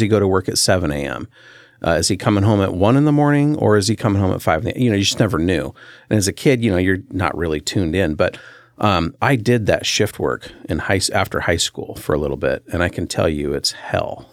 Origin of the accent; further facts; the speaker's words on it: Centralia, Washington, United States; I grew up in a little town um, smack dab between Portland and Seattle, right on Interstate five